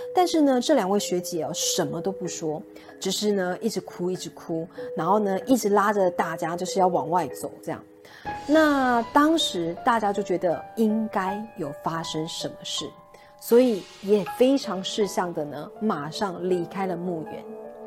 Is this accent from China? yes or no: no; Taipei, Taiwan; 因为我是台北人，以前没有什么搭船的经验